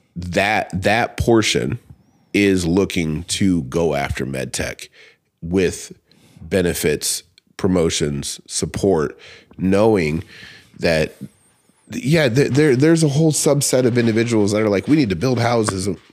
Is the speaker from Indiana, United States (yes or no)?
yes; Lake Tippecanoe, near Warsaw, Indiana, United States; I grew up on Tempe. Like, my parents have lived there, um, since I was eighteen. So, like, I'm a Laker kid.